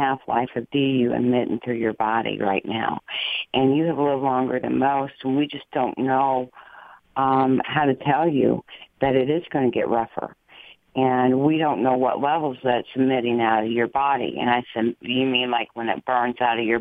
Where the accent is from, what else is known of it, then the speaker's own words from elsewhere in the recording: Dayton, Ohio, United States; I was born in Miami Valley Hospital. Kettering Labs is like my stomping ground